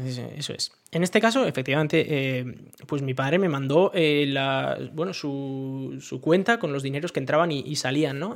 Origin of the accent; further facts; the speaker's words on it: Basque Country, Spain; now in France; yo siendo vasco